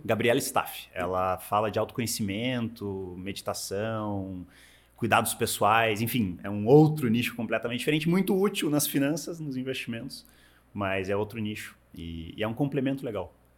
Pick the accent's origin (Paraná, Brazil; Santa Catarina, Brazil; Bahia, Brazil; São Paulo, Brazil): Paraná, Brazil; Curitiba; moved away as an adult; also born or lived in United States; now in Miami, United States; Eu sou de Curitiba, mas moro nos Estados Unidos desde 2008